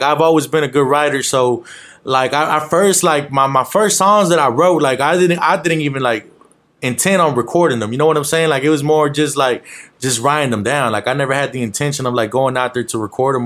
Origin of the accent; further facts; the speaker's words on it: Arlington, Texas, United States; also born or lived in Villahermosa, Tabasco, Mexico; I'm Mexican, of course, but I was pretty much raised in Arlington, Texas